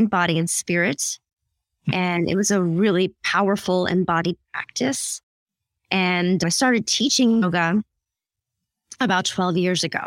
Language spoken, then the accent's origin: English; United States; also born or lived in Philippines; I'm Filipina and I married an Indian guy. But I was born in the Philippines and I came to America when I was 6 years old